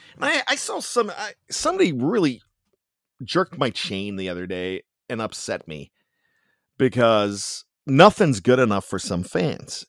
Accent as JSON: {"language": "English", "town": "Johnstown", "region": "Pennsylvania", "country": "United States", "accent": "Yinzer", "said": "I've got my pseudo Yinzer accent that I like to bust in every once in a while because I am from Western Pennsylvania, Johnstown, P A."}